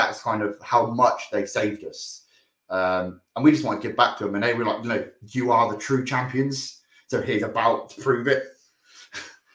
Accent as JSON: {"language": "English", "town": "Oxford", "region": "South East England", "country": "United Kingdom", "tie": "born or raised there", "said": "We're all from Oxford and we've all grew up here. Literally the entire lives."}